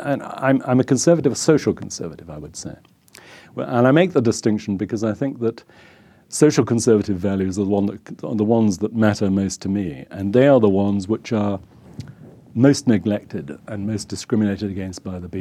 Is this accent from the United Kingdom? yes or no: yes; Somerset, South West England, United Kingdom; moved away as an adult; also born or lived in Bath / Walsall / Scotland / London; Although I come from Somerset, I was brought up in Somerset